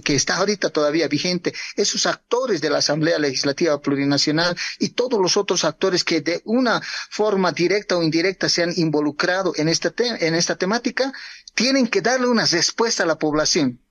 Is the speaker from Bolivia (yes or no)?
yes; Bolivia; nosotros como pueblo boliviano